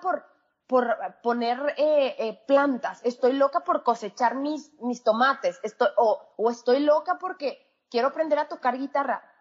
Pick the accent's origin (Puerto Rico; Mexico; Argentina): Mexico; moved away as an adult; also born or lived in San Luis Potosí; yo, mexicana, yo eh, estaba viviendo en San Luis Potosí